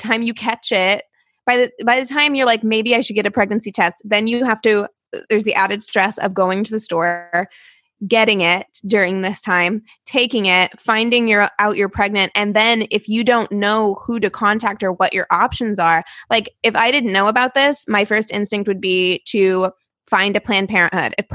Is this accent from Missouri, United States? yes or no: yes; Springfield, Missouri, United States; moved away; my hometown of Springfield, Missouri